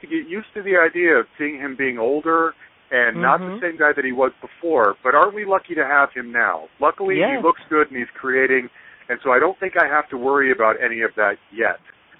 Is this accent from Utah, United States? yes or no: yes; Salt Lake City, Utah, United States; I grew up in Salt Lake City, and I'm and there's not a lot of kids in Salt Lake City my age who were as passionate about David Bowie as I was